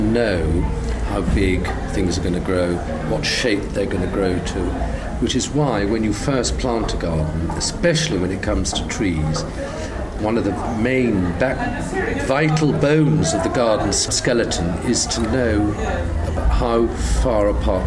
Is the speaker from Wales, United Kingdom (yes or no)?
yes; Monmouthshire, Wales, United Kingdom; also born or lived in Oxfordshire; now in South Warwickshire, United Kingdom; I was brought up in Monmouthshire.